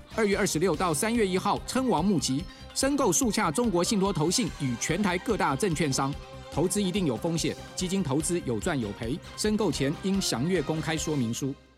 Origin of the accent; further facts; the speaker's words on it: Taiwan; 我们就是台湾人讲话就是会黏，黏，黏在一起